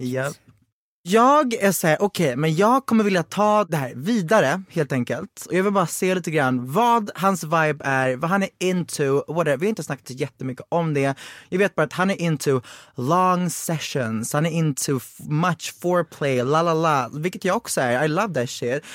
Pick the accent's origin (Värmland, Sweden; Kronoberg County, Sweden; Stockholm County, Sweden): Kronoberg County, Sweden; Växjö; jag är från Växjö